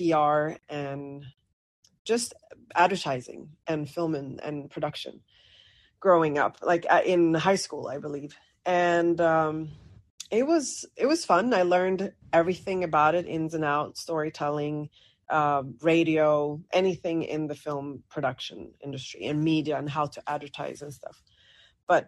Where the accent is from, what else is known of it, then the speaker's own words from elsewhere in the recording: Sweden; grew up, born and raised in Sweden. Parents are Moroccan, so I'm North African.